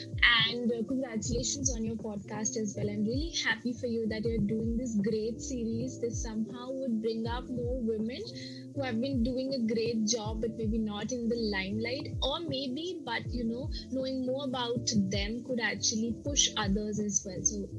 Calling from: India; I'm joining from India, and I have been into this industry for over 5 years now.

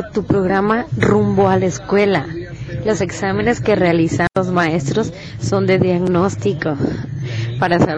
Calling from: Tepic, Nayarit, Mexico; de Tepic Nayarit.

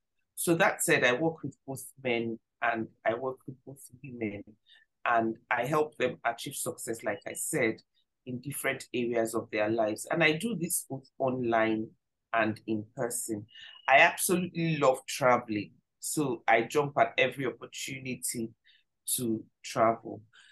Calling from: Nigeria; And I'm joining you from Nigeria.

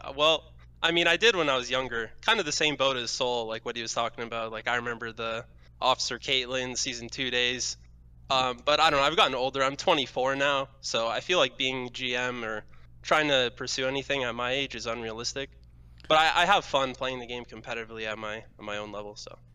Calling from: London, Ontario, Canada; I'm calling from, uh, around London, Ontario

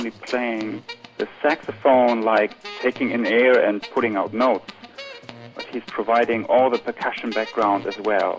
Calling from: Abu Dhabi, United Arab Emirates; I'm calling you from Abu Dhabi in the United Arab Emirates.

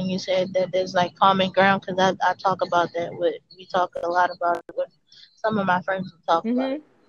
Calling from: Baltimore, Maryland, United States; And also, like, I'm in Baltimore.

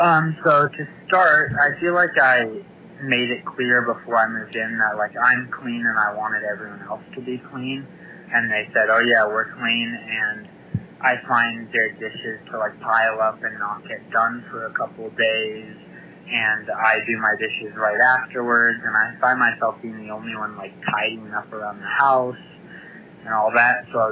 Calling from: Denver, Colorado, United States; I'm calling from Denver, Colorado.

